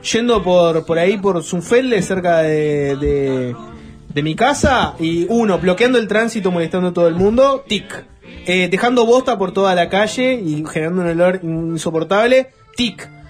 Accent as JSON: {"language": "Spanish", "region": "Montevideo", "country": "Uruguay", "said": "soy el clásico montevideano"}